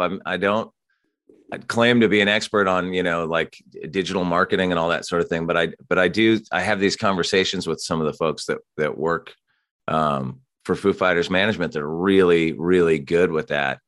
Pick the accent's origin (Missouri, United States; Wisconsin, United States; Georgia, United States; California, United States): California, United States; Santa Barbara; now in Los Angeles, United States; I grew up in Santa Barbara, so a little bit north of L